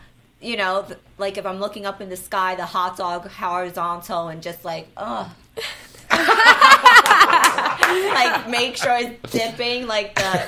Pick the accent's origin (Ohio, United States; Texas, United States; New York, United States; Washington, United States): New York, United States; And of course, I'm from there.